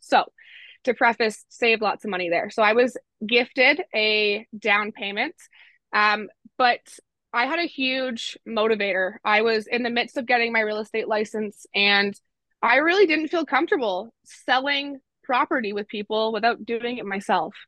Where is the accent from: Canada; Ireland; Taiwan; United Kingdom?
Canada; Innisfil, Ontario; also born or lived in Durham Region, Ontario; now in Peterborough, Canada; I grew up in Simcoe County, spent 18 years living in Innisfil, and then I moved to Durham region to go to school